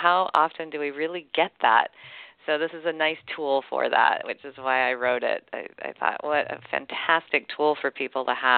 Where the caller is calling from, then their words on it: Seattle, Washington, United States; I am in the Seattle area.